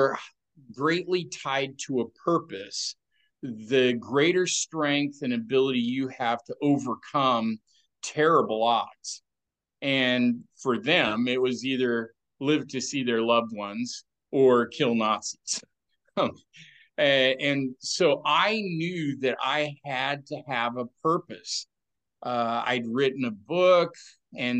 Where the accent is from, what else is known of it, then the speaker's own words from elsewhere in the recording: Oregon, United States; I grew up here in Oregon